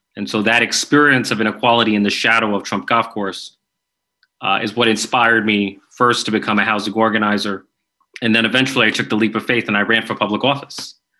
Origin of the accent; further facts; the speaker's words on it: New York, United States; I'm from New York